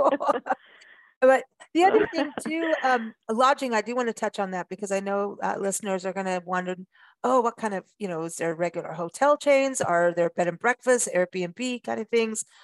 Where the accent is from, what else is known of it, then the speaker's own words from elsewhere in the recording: South Africa; moved away; also born or lived in Port Elizabeth; I grew up in South Africa and windsurfing was a big deal in Port Elizabeth, where I lived at one point